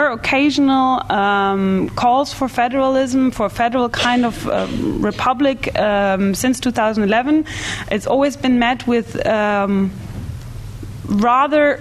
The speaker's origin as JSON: {"language": "English", "region": "Bavaria", "country": "Germany", "said": "I'm from Bavaria, actually, and my father still doesn't feel German"}